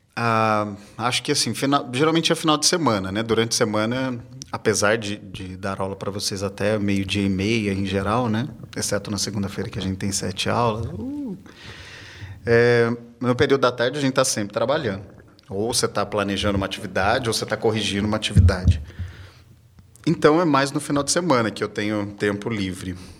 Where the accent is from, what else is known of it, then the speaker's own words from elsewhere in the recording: south of Minas Gerais, Brazil; now in São Paulo, Brazil; Eu nasci numa cidade que fica no sul de Minas. Eu não sou daqui de São Paulo.